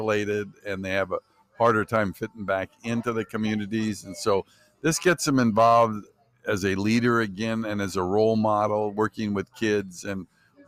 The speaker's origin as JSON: {"language": "English", "town": "Stockton", "region": "California", "country": "United States", "tie": "born or raised there", "lives_now": "Sacramento, United States", "said": "Sacramento now, but I grew up in Stockton"}